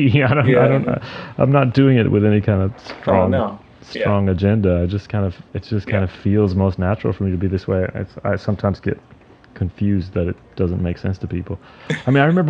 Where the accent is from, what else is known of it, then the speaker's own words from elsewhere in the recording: North Carolina, United States; moved away as an adult; also born or lived in New Orleans; now in New York, United States; I'm from North Carolina. I went to New Orleans for school. I stayed there for a few years after that. So most of my life I've been either in North Carolina or New York